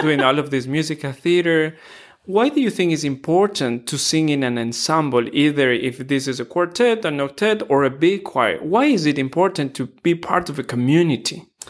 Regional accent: Ecuador; moved away; I'm from Ecuador

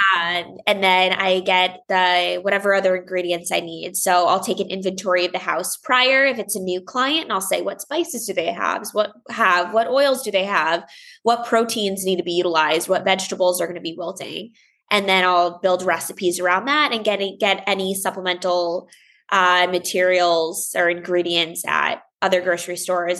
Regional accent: Longmeadow, Massachusetts, United States; now in Los Angeles, United States; I grew up in Longmeadow, Massachusetts

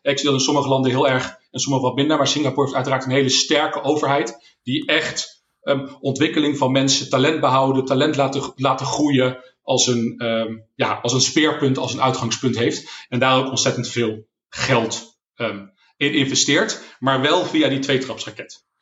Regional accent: Netherlands; als Nederlanders

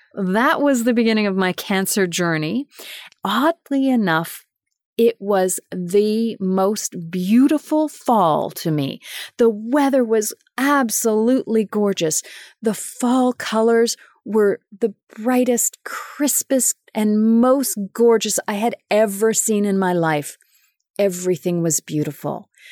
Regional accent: Winnipeg, Manitoba, Canada; moved away as an adult; also born or lived in Germany; my hometown of Winnipeg, Manitoba

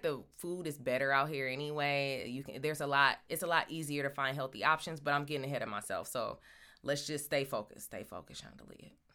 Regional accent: Michigan, United States; now in Los Angeles, United States; I'm from Michigan

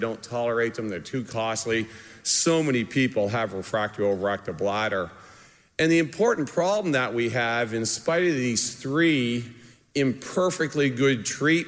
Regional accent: Canada; moved away; I'm Canadian

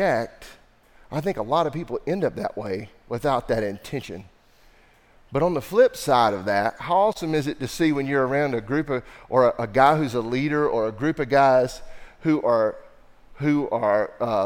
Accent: the Bible Belt, United States; I'm from the Bible Belt

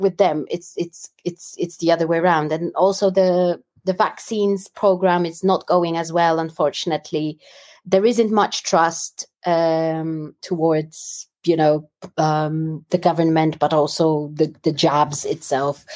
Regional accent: Warsaw, Masovian Voivodeship, Poland; moved away as an adult; also born or lived in London, United Kingdom; now in United Kingdom; I grew up in Warsaw and then moved to London.

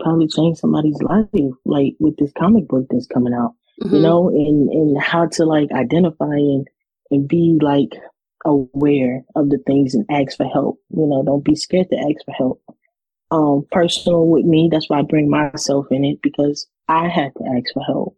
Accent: United States; also born or lived in Ponchatoula, Louisiana; I'm from the United States of America.

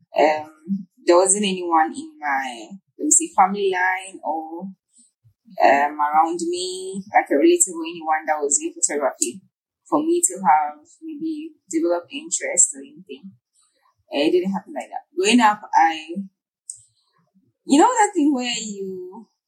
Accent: Ghana; I'm a Ghanaian photographer.

